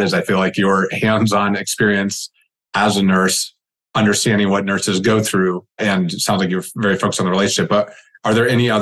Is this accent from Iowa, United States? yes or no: yes; Iowa, United States; I'm from Iowa, and we got more pigs than people.